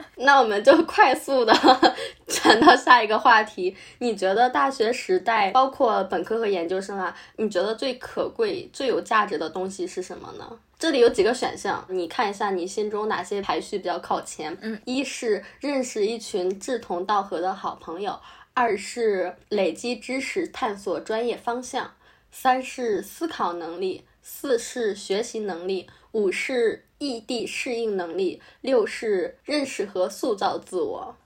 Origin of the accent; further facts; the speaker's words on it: Henan, China; moved away as an adult; also born or lived in Wuhan / Shanghai; 因为我是河南的，假如说我顺理成章报学校的话，大概率会报一个我们的省会，也就是郑州的学校。